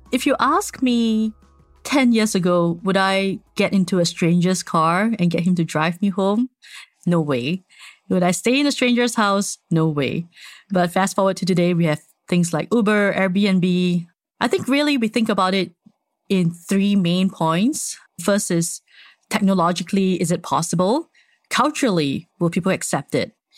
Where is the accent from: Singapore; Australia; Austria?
Singapore; I'm Singaporean, born and raised.